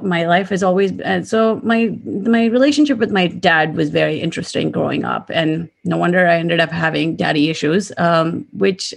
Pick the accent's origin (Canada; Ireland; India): India; moved away; I grew up in India, so most of my family is also in India.